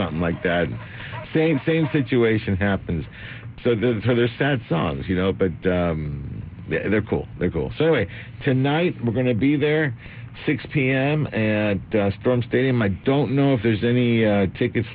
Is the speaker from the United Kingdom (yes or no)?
no; Argentina; now in United States; I'm from Argentina.